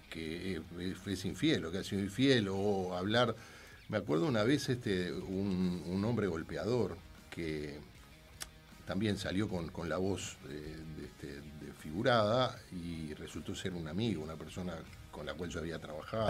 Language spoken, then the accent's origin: Spanish; Gonzalo Ramírez y Minas, Montevideo, Uruguay; es el cuadro de mi barrio, yo iba con mi padre, nos tomamos el 300 en Gonzalo Ramírez y Minas, durante toda la década del 60